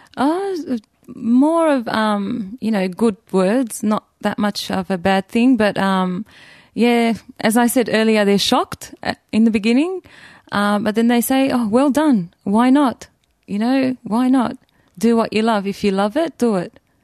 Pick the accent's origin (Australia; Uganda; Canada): Australia; I was born in Australia, born and raised